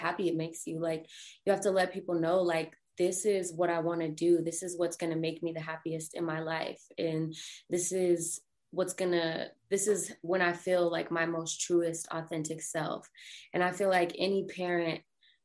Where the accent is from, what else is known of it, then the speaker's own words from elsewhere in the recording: Colorado Springs, Colorado, United States; now in Denver, United States; I moved from Colorado Springs, which is where I'm originally from, up to Denver